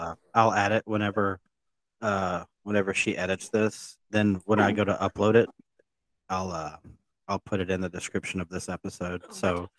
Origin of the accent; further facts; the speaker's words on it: United States; Because I am an American and I don't understand that.